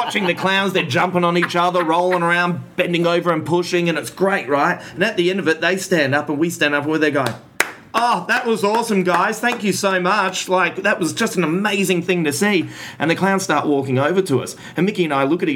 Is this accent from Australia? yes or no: yes; Adelaide, South Australia, Australia; we're from Adelaide, drug capital of the Southern Hemisphere